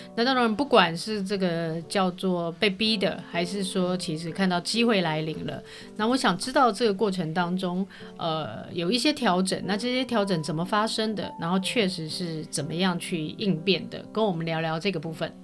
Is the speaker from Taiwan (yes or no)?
yes; Taipei, Taiwan; 我自己本身也是士林夜市长大的，我跟确实不太一样，我自己本身不是业者，但是我因为，呃，地利之便住在那个附近